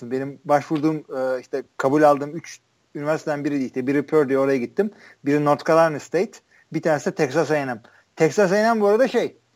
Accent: Turkey; işte tailgate yapanlarla takılıyorum işte ben Türk'üm diyorum

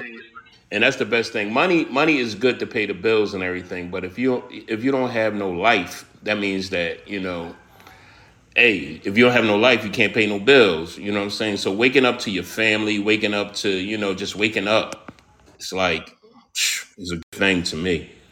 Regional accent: Philadelphia, Pennsylvania, United States; I grew up in the hood of Philadelphia

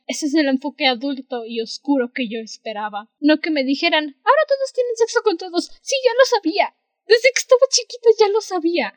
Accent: Mexico; somos de México

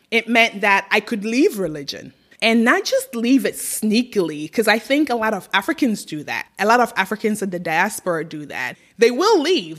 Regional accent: Ghana; moved away as an adult; now in United States; I was raised in Ghana and I lived in Ghana till I was 21 years old. I left at 21, I moved to the US

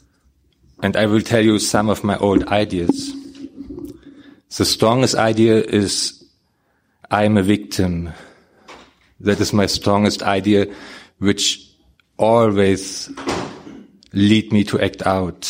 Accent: Germany; English is a second language; When I came over from Germany, I came to Nashville.

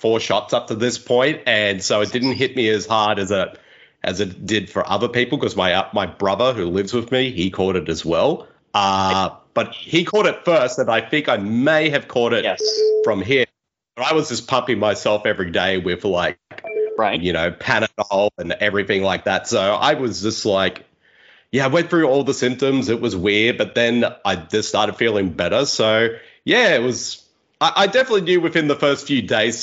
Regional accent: Australia; accent: Australian; as an Australian

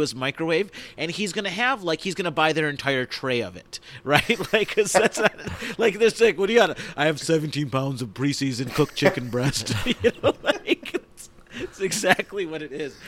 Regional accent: Rochester, New York, United States; born or raised there

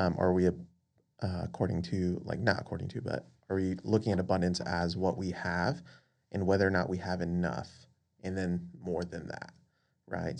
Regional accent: Las Vegas, Nevada, United States; moved away as an adult; also born or lived in Dallas; now in Houston, United States; originally born and raised in Las Vegas

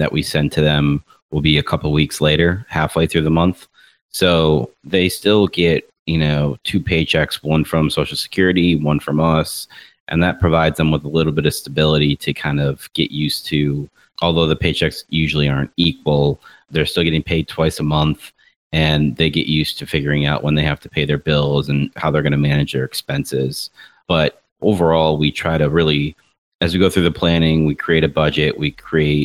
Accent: Rochester, New York, United States; moved away; I was up north in my hometown of Rochester, New York for a week for family reunion

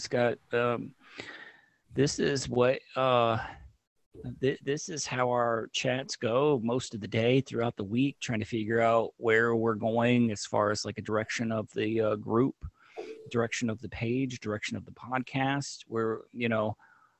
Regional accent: Northern Illinois, United States; moved away; I haven't seen an IGA since I grew up in my hometown, Northern Illinois

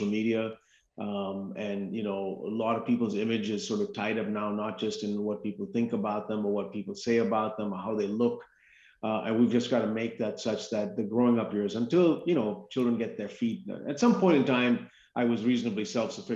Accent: India; moved away as an adult; now in United States; I came to this country when I was 18 in the late 1980s. And prior to that first 18 years of my life, I grew up in India.

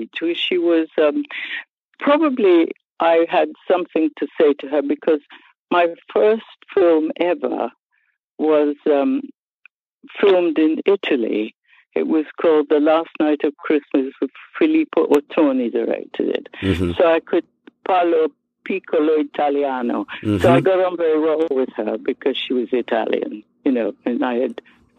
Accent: Kilburn, London, United Kingdom; accent: Irish; also born or lived in Scotland; because I was born in Scotland, but because I lived in Kilburn, that's how I managed to get an Irish accent, because it was called County Kilburn at the time.

